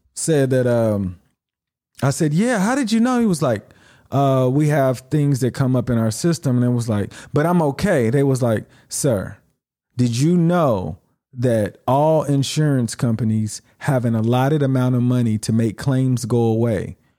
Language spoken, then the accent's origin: English; United States; moved away; being American